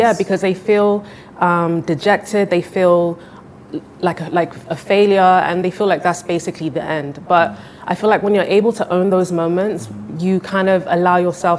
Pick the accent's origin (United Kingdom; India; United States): United Kingdom; London; moved away as an adult; now in Nigeria; I was born and raised in London.